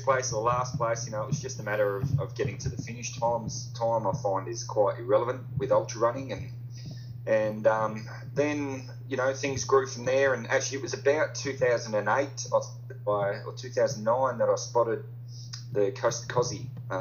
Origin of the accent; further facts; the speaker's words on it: Loxton, South Australia, Australia; moved away as an adult; now in Western Australia, Australia; I grew up actually in South Australia, over in the Riverlands